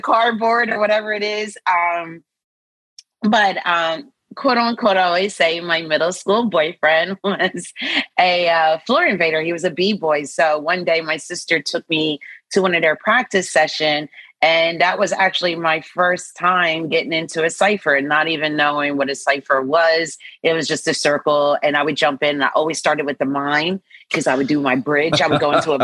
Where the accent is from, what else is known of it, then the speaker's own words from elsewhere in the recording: New Jersey, United States; also born or lived in Philadelphia; Born and raised in New Jersey